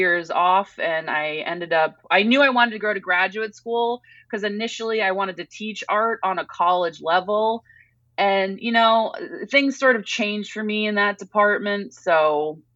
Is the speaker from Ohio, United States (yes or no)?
no; Massachusetts, United States; moved away; I grew up on the East Coast, a lot of Cape Cod activity